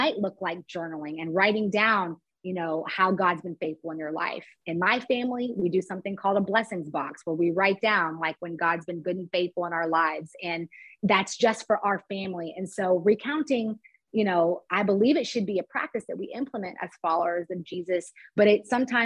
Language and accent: English; Dallas-Fort Worth area, Texas, United States; moved away as an adult; also born or lived in Cincinnati, Ohio; now in San Francisco, United States; I grew up in the Dallas-Fort Worth area in Texas, and I grew up in a suburb where it was very few people of color